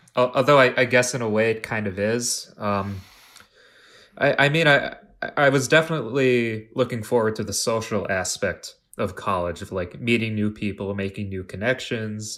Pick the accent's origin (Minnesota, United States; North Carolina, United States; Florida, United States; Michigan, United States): Minnesota, United States; Plymouth; now in Minneapolis, United States; I, had a couple jobs uh, in my hometown of Plymouth